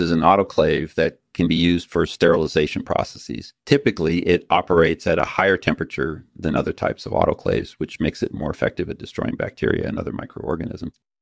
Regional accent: Utah, United States; I grew up in Utah, majoring in chemistry, uh, at Brigham Young University

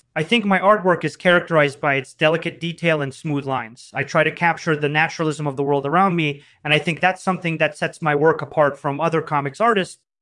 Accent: Moscow, Russia; I was born and raised in Moscow.

